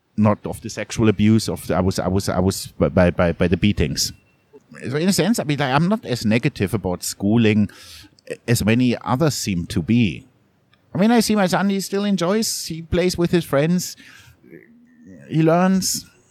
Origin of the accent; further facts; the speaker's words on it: Munich, Bavaria, Germany; moved away as an adult; also born or lived in Southeast Asia; I grew up in Munich. It's a very different mentality.